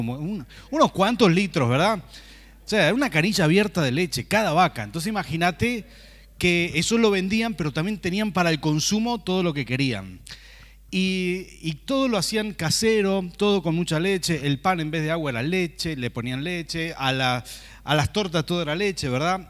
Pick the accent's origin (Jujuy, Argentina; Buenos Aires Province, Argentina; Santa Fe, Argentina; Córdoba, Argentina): Santa Fe, Argentina; Rafaela; moved away as an adult; now in San Martín, Argentina; venimos de Santa Fe, ¿verdad? Lo hemos comentado muchas veces, de una ciudad que se llama Rafaela